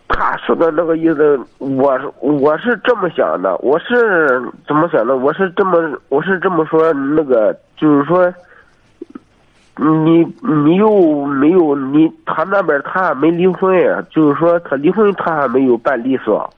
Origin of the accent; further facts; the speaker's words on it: Jiyang, Shandong, China; moved away; 我是济阳。济阳的？对，我， 我老家，我属于济阳